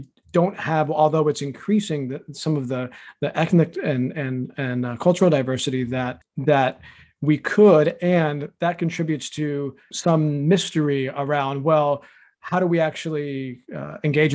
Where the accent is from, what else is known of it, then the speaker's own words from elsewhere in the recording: Tampa, Florida, United States; moved away as an adult; also born or lived in Tallahassee, Florida; now in Maine, United States; I grew up in Tampa, which continues to increasingly be more diverse